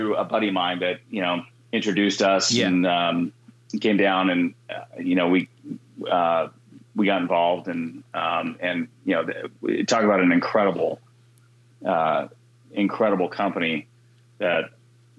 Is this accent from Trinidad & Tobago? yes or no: no; Guam; I grew up in Guam.